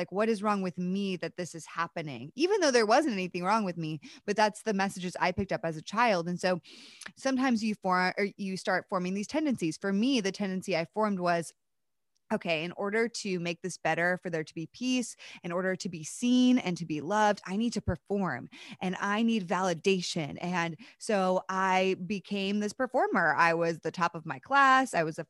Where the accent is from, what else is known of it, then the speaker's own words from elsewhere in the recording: East Coast, United States; So I grew up on the East Coast of the United States and grew up in a home where I love my parents.